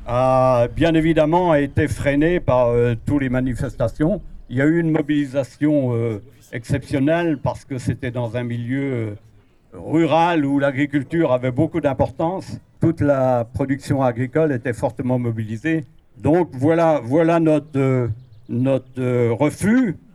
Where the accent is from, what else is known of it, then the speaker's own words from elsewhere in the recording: Pays de la Loire, France; je viens avec beaucoup d'amis de la Mayenne. la Mayenne où l'on s'est opposé à un site d'enfouissement de déchets nucléaires dans un massif granitique en 2000.